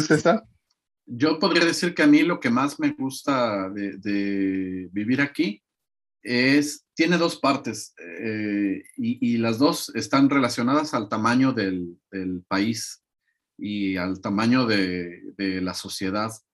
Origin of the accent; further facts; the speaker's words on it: Mexico; moved away as an adult; now in Latvia; como mexicano